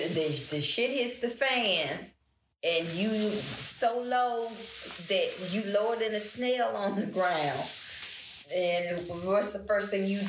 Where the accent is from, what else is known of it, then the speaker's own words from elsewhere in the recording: Tennessee, United States; Well, you look, sound like you have a little bit of accent. That's because I'm from Tennessee.